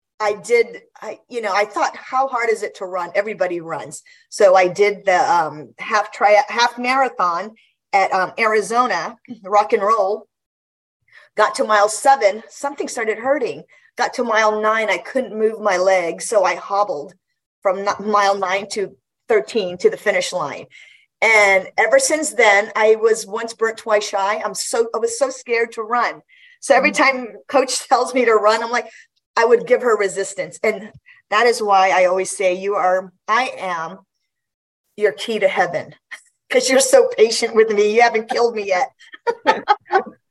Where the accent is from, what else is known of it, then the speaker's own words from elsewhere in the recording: Guam; moved away; I grew up in Guam